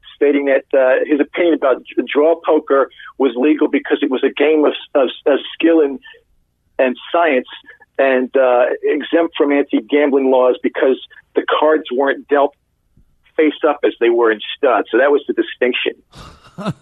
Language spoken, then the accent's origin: English; London, United Kingdom; moved away as an adult; now in Los Angeles, United States; I'm originally from London